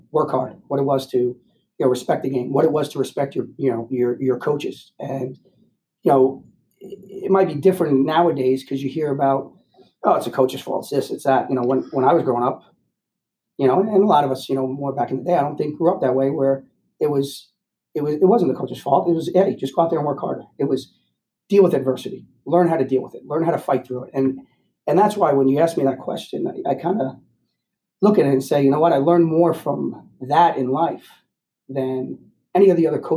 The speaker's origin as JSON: {"language": "English", "town": "White Plains", "region": "New York", "country": "United States", "tie": "born or raised there", "said": "So I grew up in White Plains, New York. So I'm a local kid"}